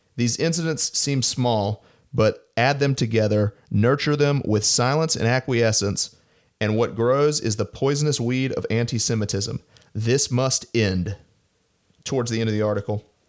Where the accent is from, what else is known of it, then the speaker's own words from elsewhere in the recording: Montgomery, Alabama, United States; moved away; also born or lived in Washington, D.C.; my hometown synagogue in Montgomery, Alabama